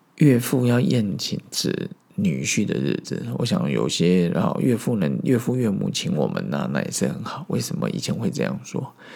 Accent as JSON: {"language": "Chinese", "country": "Taiwan", "tie": "born or raised there", "also_born_or_lived": "Zhongli, Taoyuan, Taiwan", "said": "小时候的我在中立市校长大， 后来搬到小里，然后在那边度过了我国小后半段， 国中、高中， 大学的时光"}